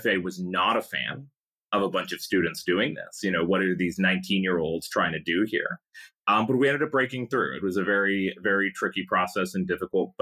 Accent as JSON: {"language": "English", "town": "Pasadena", "region": "California", "country": "United States", "tie": "born or raised there", "said": "growing up in Pasadena"}